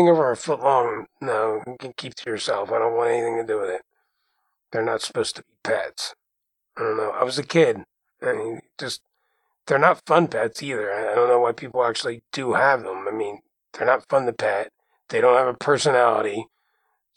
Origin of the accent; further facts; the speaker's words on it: Jersey Shore, New Jersey, United States; growing up on the Jersey Shore with a parrot